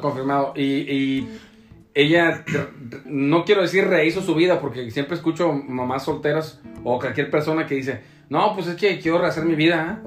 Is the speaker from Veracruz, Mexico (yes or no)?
no; Tepic, Nayarit, Mexico; now in Puerto Vallarta, Mexico; yo soy de Tepic Nayarit